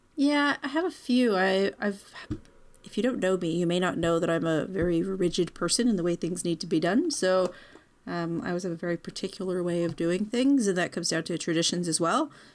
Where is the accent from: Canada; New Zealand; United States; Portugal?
Canada; I'm Canadian, sort of, as far back as we're really aware